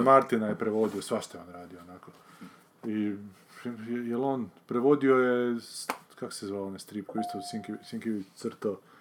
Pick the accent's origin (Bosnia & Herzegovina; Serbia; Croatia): Croatia; Varaždin, Varaždin County; sam gledao kao mali u Varaždinu, u kinu